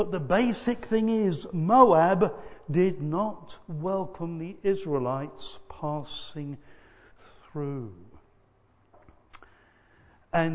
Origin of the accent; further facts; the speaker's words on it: England, United Kingdom; sometimes I will call myself British because I'm a British person. But sometimes I'm proud to be English rather than, say, Welsh or Scottish or Irish